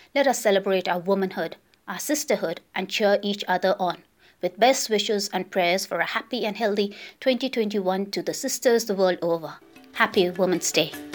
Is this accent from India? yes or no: yes; India; I am from India